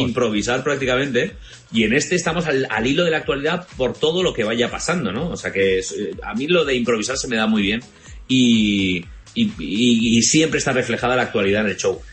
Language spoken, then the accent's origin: Spanish; Valencian Community, Spain; como buen valenciano que soy